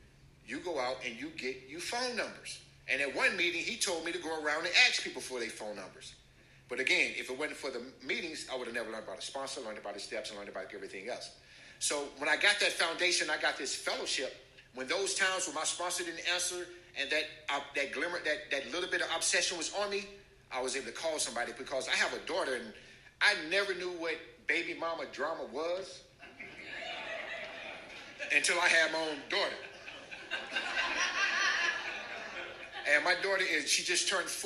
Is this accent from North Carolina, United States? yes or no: yes; North Carolina, United States; I'm from North Carolina, so I was raised in the church